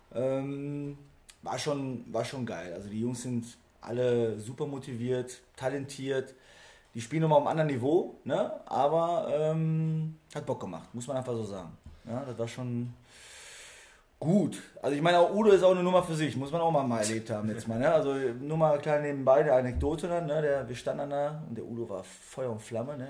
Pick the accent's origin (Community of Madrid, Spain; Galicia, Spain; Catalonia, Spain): Catalonia, Spain; area of Malgrat de Mar; moved away; das liegt für mich auch natürlich relativ nah aufgrund der Herkunft. Also ich bin aus der Ecke.